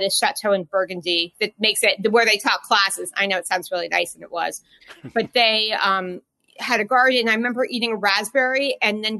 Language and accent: English; New York, United States; also born or lived in Ohio; I was driving home from Ohio to New York with my dad